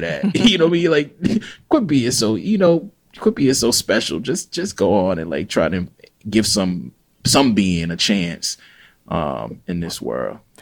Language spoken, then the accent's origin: English; Jackson, Mississippi, United States; now in Oxford, United States; I'm a black Southern writer from Jackson, Mississippi.